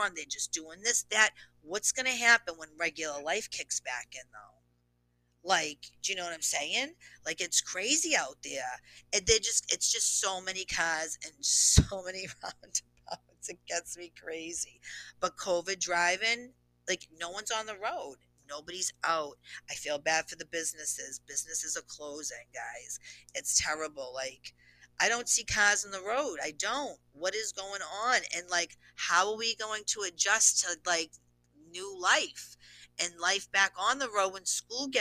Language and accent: English; Boston, Massachusetts, United States; I'm a Bostonian